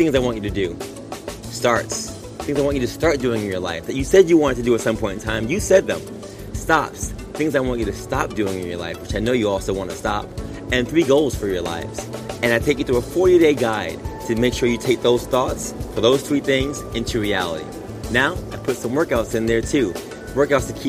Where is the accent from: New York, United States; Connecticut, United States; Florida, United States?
New York, United States; New York City; growing up in Queens, Far Rockaway